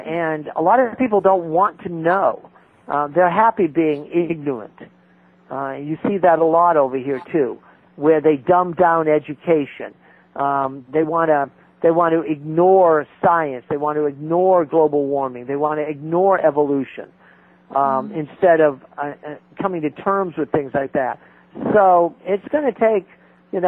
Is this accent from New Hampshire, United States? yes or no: yes; New Hampshire, United States; I'm a Yankee. I'm from New Hampshire